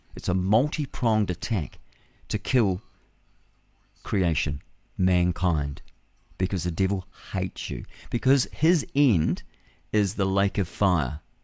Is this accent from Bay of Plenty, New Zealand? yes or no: no; Levin, Manawatū-Whanganui, New Zealand; Levin's a beautiful town. I was born there in the Levin Maternity Hospital. I was in 1960, and it was fabulous. I had my tonsils out there